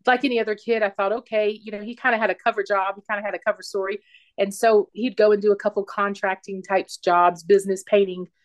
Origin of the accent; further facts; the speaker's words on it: South Carolina, United States; now in Phoenix, United States; I'm from Phoenix, originally South Carolina, but I'm claiming Phoenix as my home.